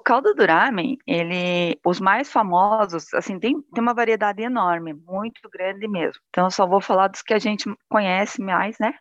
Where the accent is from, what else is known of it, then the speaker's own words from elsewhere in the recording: Curitiba, Paraná, Brazil; also born or lived in Japan; eu sou de Curitiba, né, Paraná